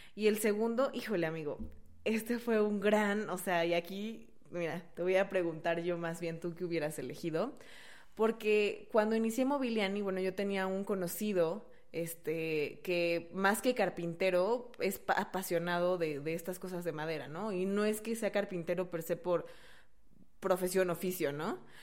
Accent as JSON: {"language": "Spanish", "country": "Mexico", "also_born_or_lived": "Brazil", "moved": "yes", "said": "uno como buen mexicano, vivía en Brasil"}